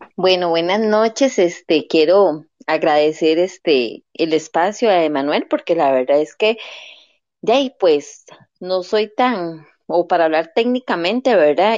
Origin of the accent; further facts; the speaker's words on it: Costa Rica; como costarricense